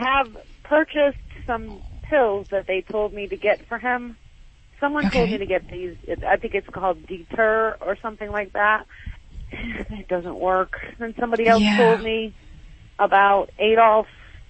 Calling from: Marianna, Florida, United States; Florida. Marianna, Florida.

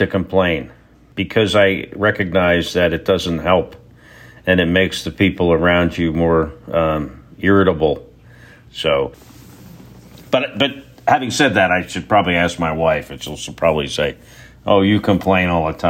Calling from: Texas, United States; I'm in Texas.

